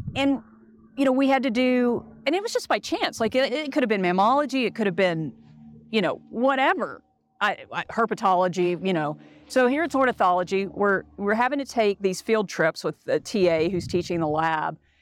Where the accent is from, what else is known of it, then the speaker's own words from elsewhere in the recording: Dallas, Texas, United States; now in Colorado, United States; I grew up in Dallas, Texas